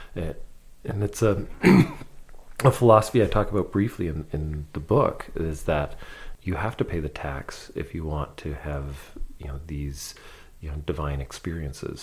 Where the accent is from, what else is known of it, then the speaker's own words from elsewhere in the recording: London, Ontario, Canada; I grew up in London, Ontario